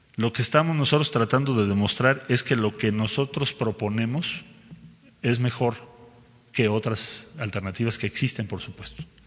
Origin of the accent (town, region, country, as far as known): Mexico